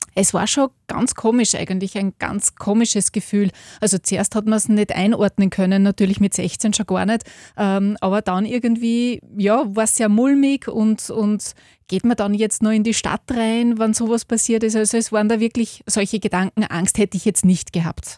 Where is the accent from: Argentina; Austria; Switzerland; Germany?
Austria; hometown near Linz, Upper Austria; Da war ich 16, bin in einem Postbus von meinem Heimatort nach Linz gefahren